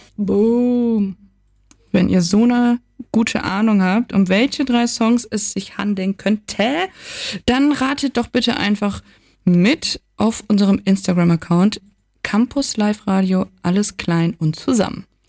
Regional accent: Rhineland, Germany; moved away; für mich als Rheinländerin

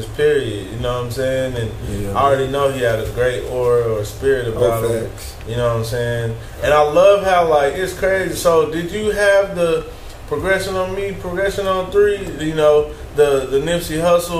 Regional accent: Tulsa, Oklahoma, United States; we're from Tulsa natives

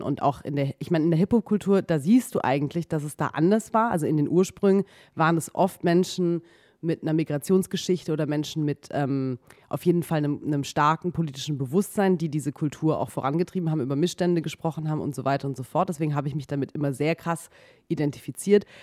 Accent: Baden-Württemberg, Germany; moved away as an adult; now in Berlin, Germany; Ich komme ursprünglich aus Baden-Württemberg

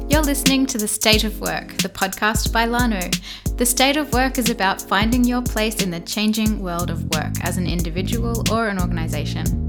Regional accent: Melbourne, Victoria, Australia; now in Berlin, Germany; I'm actually from Melbourne originally

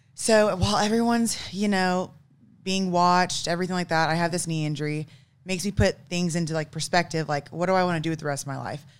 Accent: Broken Arrow, Oklahoma, United States; also born or lived in Tulsa, Oklahoma / Kansas; I'm actually from Oklahoma, born and raised in Tulsa. Well, I should say Broken Arrow

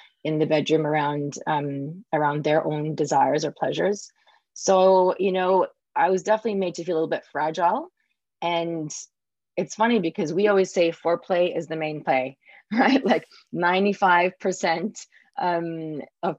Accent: Singapore; I grew up in Singapore, and especially it was in the 80s. So especially with my parents as well, arriving in 82

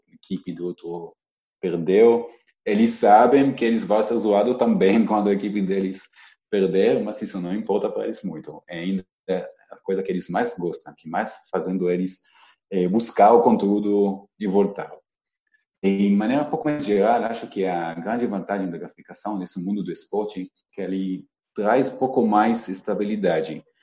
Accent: Israel; Portuguese is a second language; now in Brazil; talvez porque eu vim de Israel e conheço um pouco diferente, é mundo da torcida lá

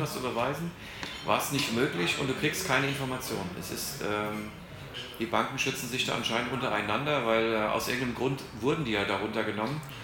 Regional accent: Hesse, Germany; moved away as an adult; now in Panama; bei uns in Hessen

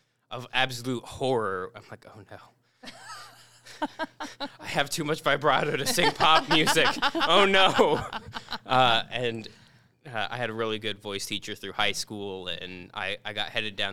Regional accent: Portage, Indiana, United States; also born or lived in Bloomington, Indiana; I grew up in Portage, Indiana

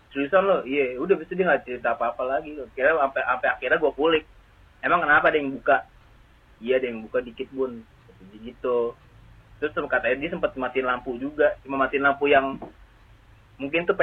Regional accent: Jakarta, Indonesia; kalau gua gua kecil emang gua lahirnya di daerah Matraman sini juga.

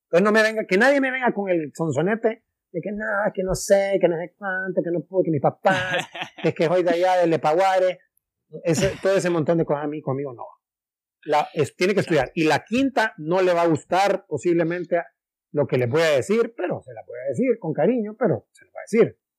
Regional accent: Trinidad, Santa Bárbara, Honduras; que yo soy de Orica, que soy de Trinidad Santa Bárbara

